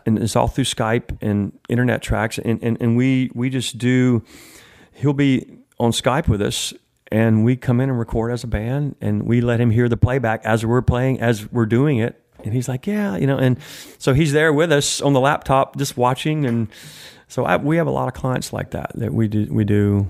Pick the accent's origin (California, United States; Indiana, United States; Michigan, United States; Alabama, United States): Alabama, United States; Tuscaloosa; moved away as an adult; I grew up in Tuscaloosa.